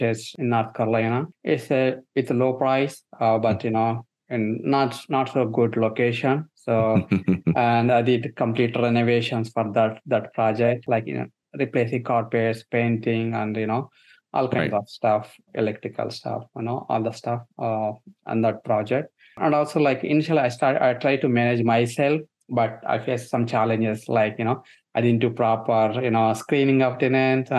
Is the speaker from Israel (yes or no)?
no; India; moved away as an adult; now in United States; So I'm born and brought up in India, and I studied in India and worked a couple of years there in IT field and came to US around 2007.